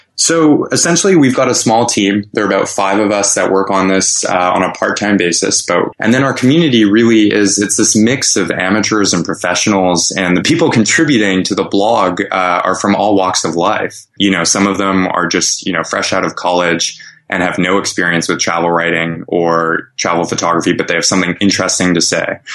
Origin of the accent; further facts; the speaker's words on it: Montreal, Quebec, Canada; my hometown of Montreal